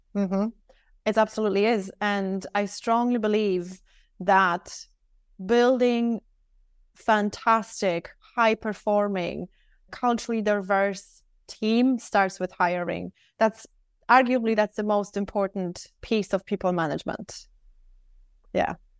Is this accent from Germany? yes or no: no; Poland; also born or lived in Dublin, Ireland; now in Singapore; I live in Singapore. However, I'm actually from Poland.